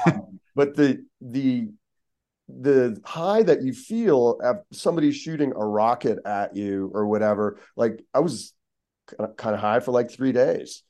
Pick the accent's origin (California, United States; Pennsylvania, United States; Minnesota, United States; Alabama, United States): Pennsylvania, United States; Pittsburgh; also born or lived in Seattle / Baltimore; now in Los Angeles, United States; growing up in Pittsburgh